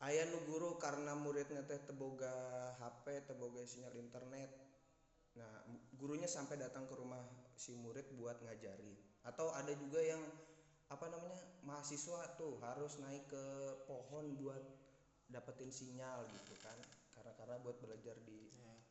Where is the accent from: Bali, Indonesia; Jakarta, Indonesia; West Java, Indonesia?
West Java, Indonesia; now in Yogyakarta, Indonesia; Kita teh sebagai orang Sunda yang hidup di Yogyakarta gitu ya harus tetap memegang teguh